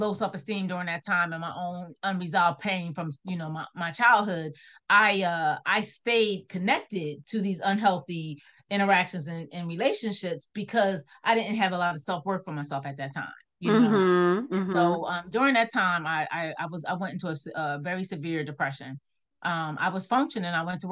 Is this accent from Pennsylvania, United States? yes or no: yes; Philadelphia, Pennsylvania, United States; moved away; I'm a native from Philadelphia, I live in a small town